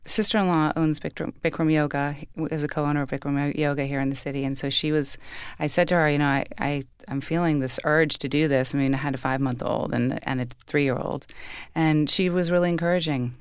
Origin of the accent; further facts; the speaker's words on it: Chicago, Illinois, United States; also born or lived in Colorado; now in New York, United States; I grew up in Chicago.